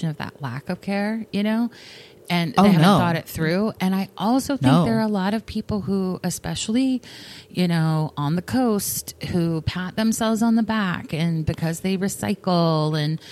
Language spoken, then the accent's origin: English; the South, United States; I come from the South, where there is a lot of like, don't make people uncomfortable